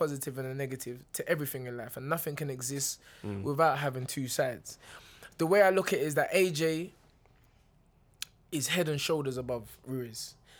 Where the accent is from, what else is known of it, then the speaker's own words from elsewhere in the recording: Nigeria; I'm Nigerian.